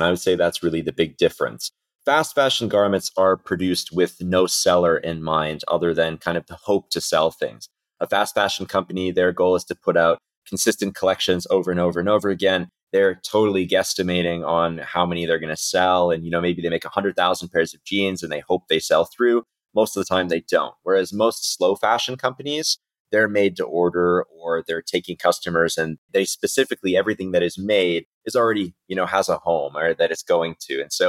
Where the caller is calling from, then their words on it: Istanbul, Turkey; I am calling in today from Istanbul in Turkey.